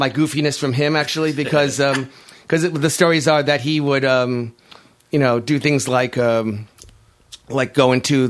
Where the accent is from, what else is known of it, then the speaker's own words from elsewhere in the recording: New York City, New York, United States; I'm from Whitestone, Queens